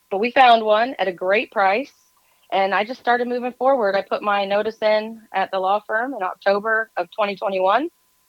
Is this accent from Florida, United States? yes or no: yes; South Florida, United States; now in Tennessee, United States; when I was growing up in South Florida, we had, you know, the access to so much fresh food, tropical food.